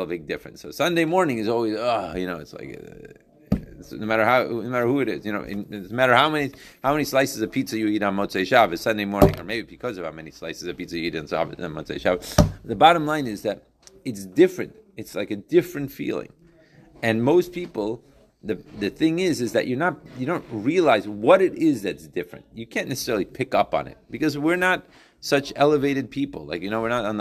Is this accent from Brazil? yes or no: no; Chicago, Illinois, United States; growing up in Chicago